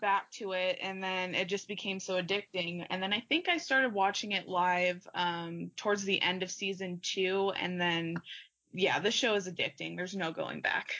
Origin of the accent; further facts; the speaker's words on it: Arizona, United States; I'm from Arizona as well